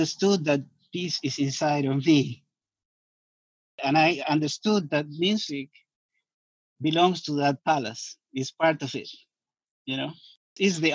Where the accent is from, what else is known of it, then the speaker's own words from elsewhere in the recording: Montevideo, Uruguay; I was born in Montevideo in Uruguay, and in a neighborhood that was predominantly Black.